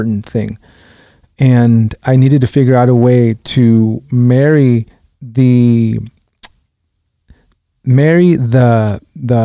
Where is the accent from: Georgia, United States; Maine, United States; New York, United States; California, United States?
California, United States; Los Angeles; also born or lived in Guatemala; I grew up in South Central Los Angeles